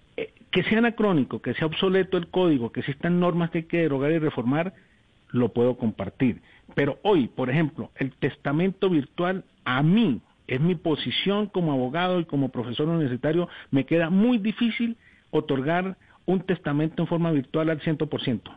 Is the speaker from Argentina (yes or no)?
no; Colombia; somos los colombianos, somos punto referente